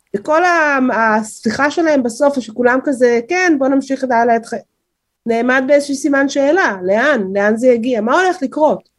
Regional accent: Israel; אני גדלתי פה, נולדתי פה, חינכתי פה

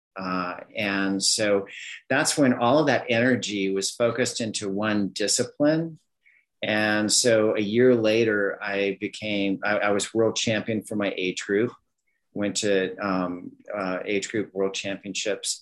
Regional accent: Southern California, United States; moved away as an adult; also born or lived in Miami; I grew up in Southern California

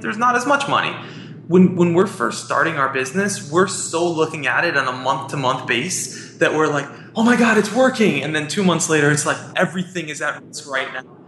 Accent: New York City, New York, United States; I'm from Queens, and I love New York. I was born here, I was raised here

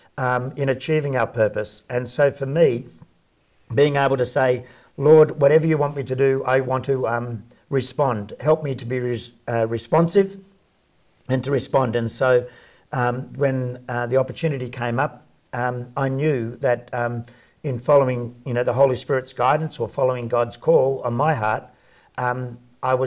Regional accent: Sydney, New South Wales, Australia; So I grew up in Sydney, in working class, fairly poor housing commission house with eight kids in a two-bedroom house

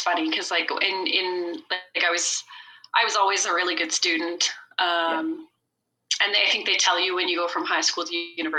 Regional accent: Kindersley, Saskatchewan, Canada; I took a job in my hometown, so Kindersley, Saskatchewan

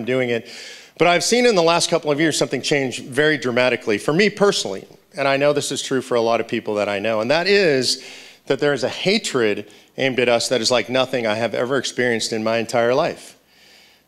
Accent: Los Angeles, California, United States; moved away as an adult; also born or lived in Grass Valley, California; now in Texas, United States; I grew up in Los Angeles, California

